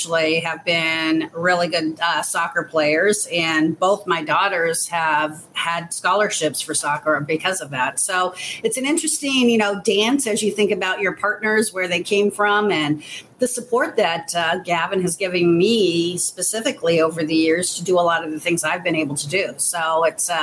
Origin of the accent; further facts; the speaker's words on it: Sacramento, California, United States; moved away as an adult; now in Chicago, United States; I grew up in Sacramento, California, so I'm born and raised as a Californian